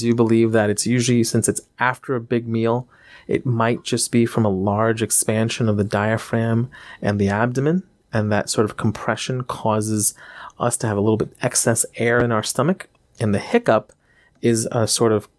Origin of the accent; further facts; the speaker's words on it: India; I'm from India. Everything we eat has turmeric in it.